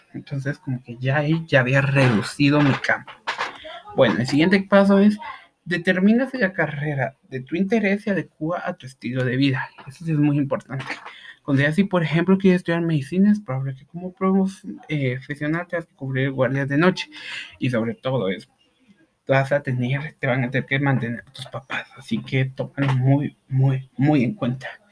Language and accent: Spanish; Guatemala; en mi país